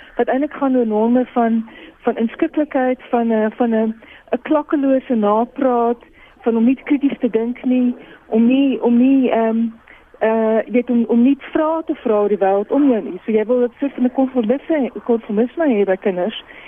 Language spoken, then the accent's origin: Afrikaans; Boksburg, Gauteng, South Africa; ek het groot geword in in Boksburg